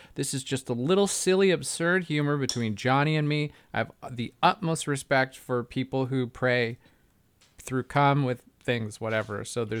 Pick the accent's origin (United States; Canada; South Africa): Canada; Canadians do the same thing. We just do it with different accents.